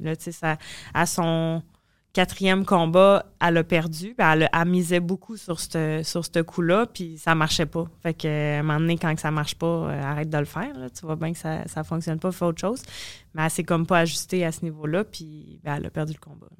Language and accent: French; Trois-Rivières, Quebec, Canada; Trois-Rivières, qui est chez nous, là, où est-ce que je viens